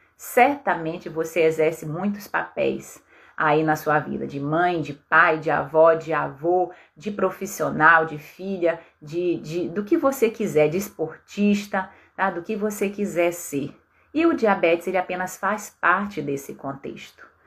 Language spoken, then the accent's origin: Portuguese; Belém, Pará, Brazil; na minha cidade natal, em Belém